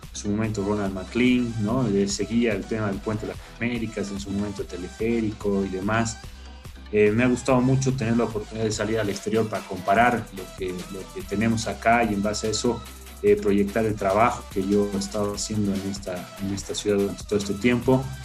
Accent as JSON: {"language": "Spanish", "region": "La Paz", "country": "Bolivia", "tie": "born or raised there", "said": "nací en La Paz"}